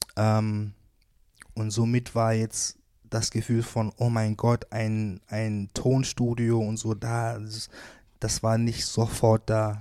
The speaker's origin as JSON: {"language": "German", "town": "Wuppertal", "region": "North Rhine-Westphalia", "country": "Germany", "tie": "born or raised there"}